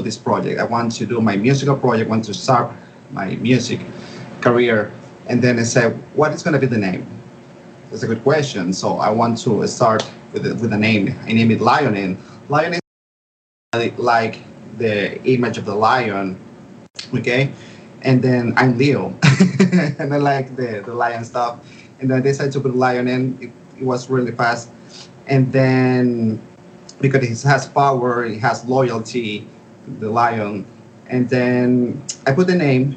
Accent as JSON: {"language": "English", "town": "Caracas", "region": "Capital District", "country": "Venezuela", "tie": "born or raised there", "said": "I found this college for audio engineering there in my hometown, Caracas, Venezuela"}